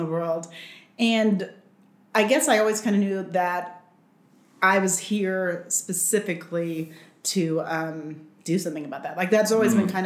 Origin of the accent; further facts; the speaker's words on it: Los Angeles, California, United States; also born or lived in Spain; We were there for a little while, and then we moved to California. We came back here, and I grew up in California, mostly on the beach, in Venice Beach